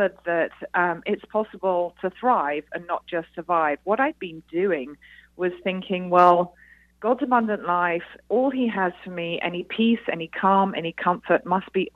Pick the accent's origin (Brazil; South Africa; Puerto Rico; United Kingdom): United Kingdom; now in United States; as you can probably tell from my accent, I am a Brit here in the USA